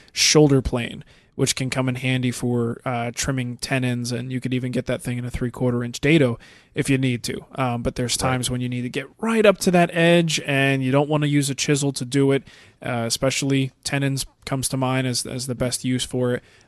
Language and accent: English; Netherlands; Hey, Matt and Mark, how are you there up over instead of down under? I'm from the Netherlands, and I have a question about hand planes.